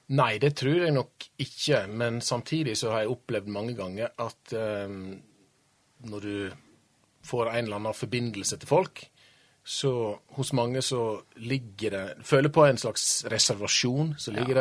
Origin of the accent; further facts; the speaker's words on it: Årdal, Vestland, Norway; jeg kommer fra ei bygd som heter Årdal. Og når jeg vokste opp i Årdal